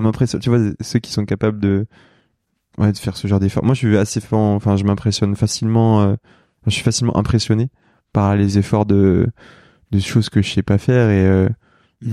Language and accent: French; Lyon, Auvergne-Rhône-Alpes, France; moved away as an adult; also born or lived in Saint-Étienne / Paris; now in Combloux, France; moi je suis lyonnais de naissance, enfin j'ai grandi entre Lyon et Saint-Étienne globalement parce que toute ma famille est de saint mais je suis né à Lyon